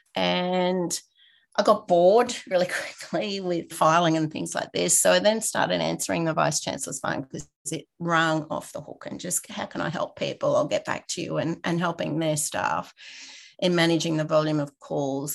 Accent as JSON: {"language": "English", "town": "Rockhampton", "region": "Queensland", "country": "Australia", "tie": "born or raised there", "moved": "as an adult", "lives_now": "Brisbane, Australia", "said": "I grew up in a regional town. So I am from Rockhampton, so eight hours north. Lived there for about 25 years before I moved out and came to Brisbane."}